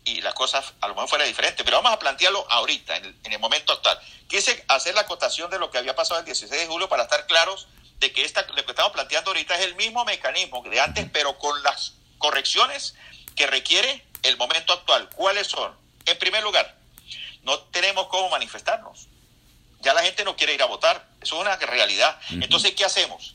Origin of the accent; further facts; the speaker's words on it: La Grita, Táchira, Venezuela; como decimos en mi pueblo, que yo soy de la grita ya en la ciudad del Espíritu Santo